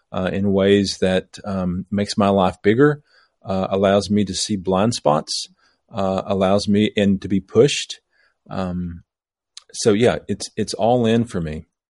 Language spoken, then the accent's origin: English; southeast Missouri, United States; moved away as an adult; also born or lived in Lexington, Kentucky / Asheville, North Carolina; now in Knoxville, United States; I grew up in the cradle of civilization in southeast Missouri.